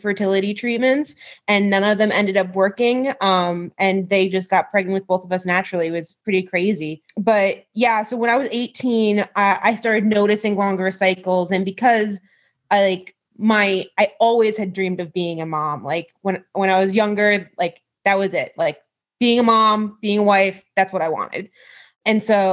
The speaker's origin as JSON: {"language": "English", "region": "New York", "country": "United States", "tie": "born or raised there", "moved": "as an adult", "lives_now": "Pennsylvania, United States", "said": "I grew up in New York and I went to a Christian college out there or out here. I'm still living in Pennsylvania."}